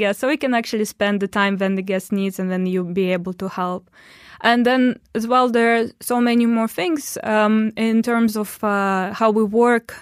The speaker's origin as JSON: {"language": "English", "town": "Omsk", "region": "Omsk Oblast", "country": "Russia", "also_born_or_lived": "Istanbul / London", "moved": "as an adult", "lives_now": "Dubai, United Arab Emirates", "said": "I'm from Russia, and in Russia, I'm from, uh, Omsk. That is a city in, uh, Siberia."}